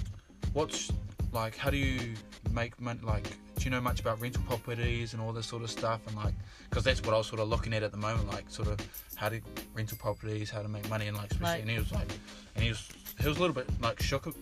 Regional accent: New Zealand; growing up in New Zealand

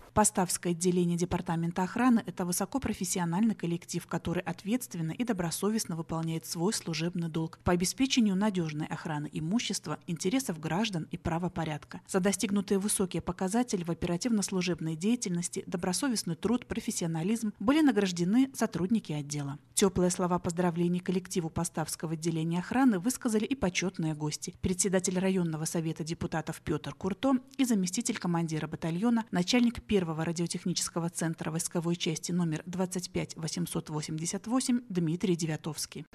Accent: Postavy, Vitebsk Region, Belarus; это моя малая родина. Я здесь родилась, соответственно, живу с самого рождения

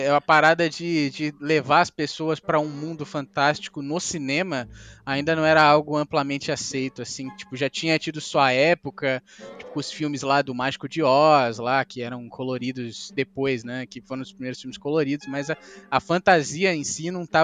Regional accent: Brazil; Nós somos brasileiros

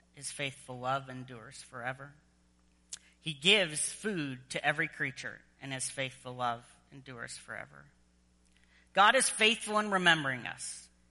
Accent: United States; moved away as an adult; also born or lived in Southern Virginia; now in Edmonton, Canada; an American

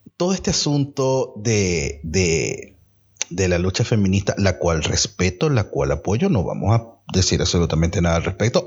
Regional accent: Venezuela; moved away; venimos de Venezuela

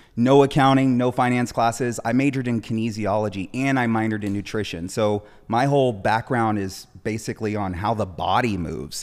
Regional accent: Orange County, California, United States; moving out of Compton to a city, uh, in Orange County where she raised her family, me and my brothers

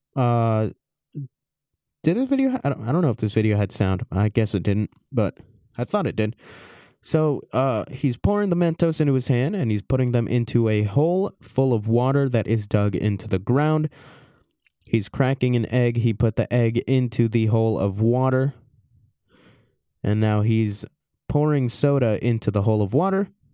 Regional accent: Maryland, United States; I was born in Maryland

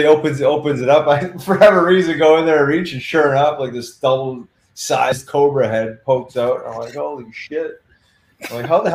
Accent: Winnipeg, Manitoba, Canada; I grew up in Winnipeg, Manitoba, and my parents had season tickets to Winnipeg Jets

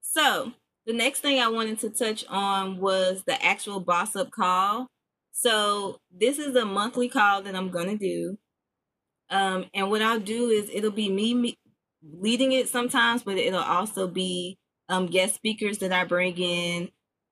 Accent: Chicago, Illinois, United States; also born or lived in Memphis; now in Nashville, United States; I am originally from Chicago by the way of Memphis, and I currently reside in Nashville. And I've been here for, woo-wee, child, like 10 years now.

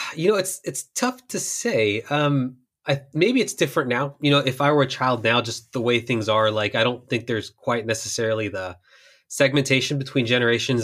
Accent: Houston, Texas, United States; I spent a lot of time growing up in Houston

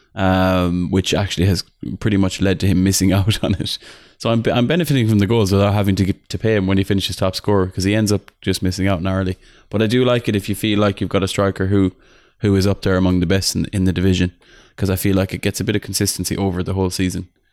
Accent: Ireland; I'm Irish

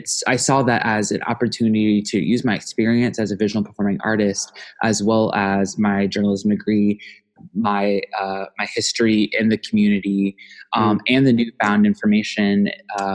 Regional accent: Omaha, Nebraska, United States; my personal experience of growing up in the community

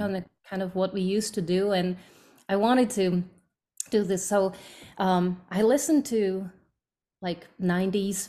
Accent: Slovakia; English is a second language; moved away as an adult; now in United States; I'm from Slovakia

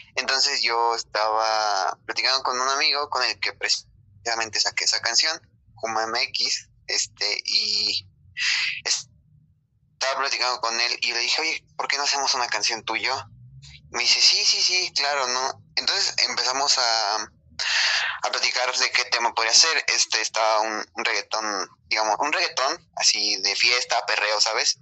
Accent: Mexico; somos mexicanos

